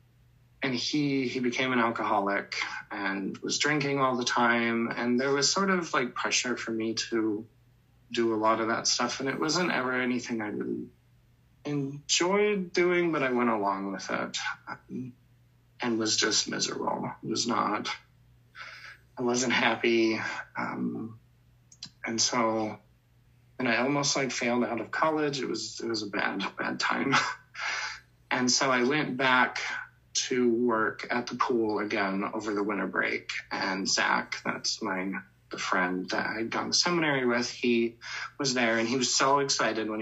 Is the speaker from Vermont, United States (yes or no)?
no; Colorado, United States; I'm from Colorado, that's where I grew up